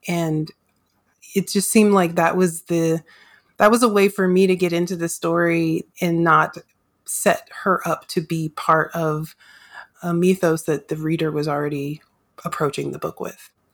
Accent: the American South, United States; if I grew up in the South

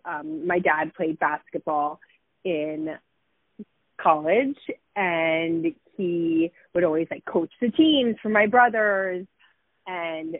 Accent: Miami, Florida, United States; So I grew up in Miami, Florida. I was, you know, a native Miami girl

